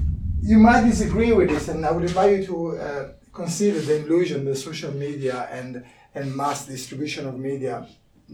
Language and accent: English; Italy; English is a second language; moved away as an adult; I landed to this country. I couldn't speak English. I was a marketing manager in Italy.